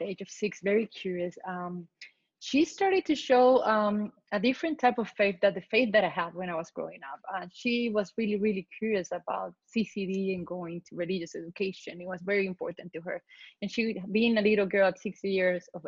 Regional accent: Colombia; moved away as an adult; now in United States; I was born in Colombia, South America, and I've been in the U.S. for the past 25 years

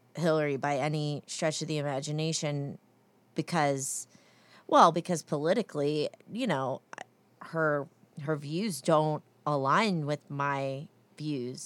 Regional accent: New Jersey, United States; now in North Carolina, United States; I'm from New Jersey.

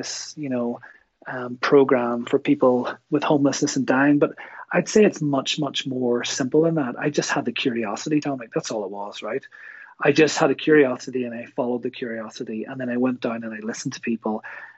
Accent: Kilkeel, Northern Ireland, United Kingdom; moved away as an adult; also born or lived in Newry / Newcastle, County Down / Belfast; now in Canada; I grew up, I was born in Newry, and I grew up sort of Kilkeel area, sort of South Down

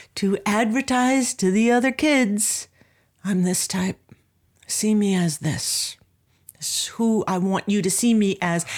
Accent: Anaheim, California, United States; I grew up in Southern California in Anaheim

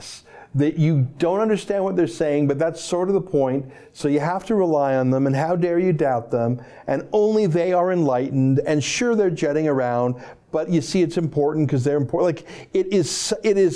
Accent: the West, Western Canada, Canada; now in Toronto, Canada; I was born in the West, and in many ways, my heart remains there

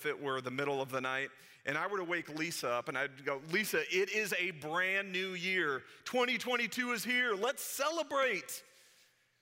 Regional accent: St. Louis, Missouri, United States; when I was a kid and growing up in St. Louis

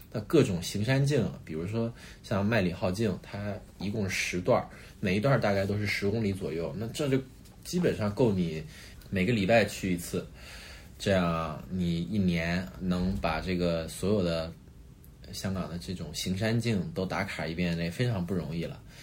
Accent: Northeast China, China; 我是一个东北长大的小孩儿，那东北就是雪嘛，每年冬天其实都有一个雪季

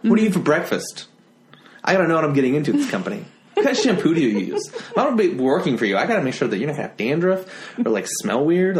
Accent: Florida, United States; born there; I was born in Florida.

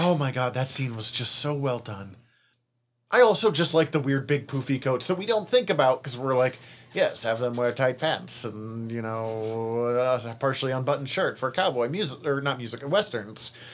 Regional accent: Missoula, Montana, United States; we're from Missoula, so I, I mean, I went to Lewis and Clark Elementary

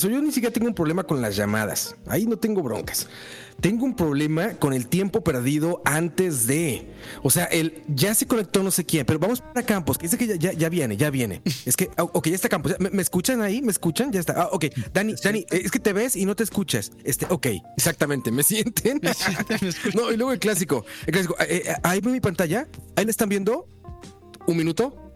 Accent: Costa Rica

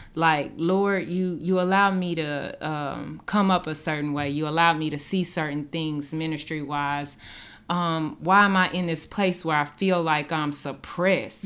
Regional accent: Dallas, Texas, United States; moved away as an adult; now in Branson, United States; I came from Dallas. I came from the south side of Dallas

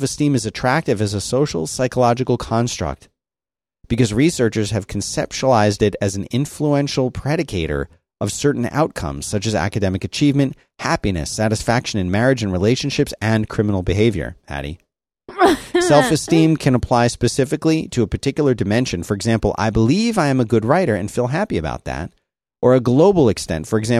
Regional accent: Philadelphia, Pennsylvania, United States; I grew up in Philadelphia. Everyone got beat up.

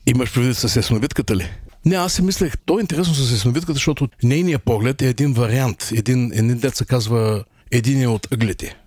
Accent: Burgas, Burgas Province, Bulgaria; moved away as an adult; also born or lived in Aytos; now in New York, United States; Аз всъщност съм роден в Айтос, няколко годишен съм бил, когато нашите се преместиха в Бургас и вече напълно, аз съм се израснал като бургазлия

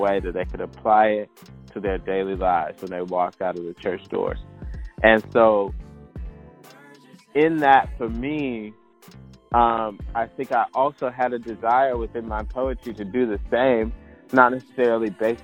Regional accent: Chapel Hill, North Carolina, United States; I grew up here in Chapel Hill

